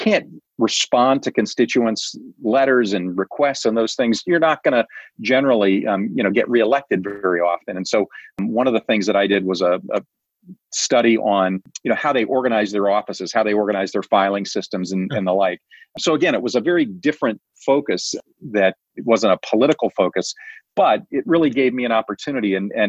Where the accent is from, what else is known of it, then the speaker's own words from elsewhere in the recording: Kansas City, Missouri, United States; I grew up in Kansas City, so lifelong Kansan.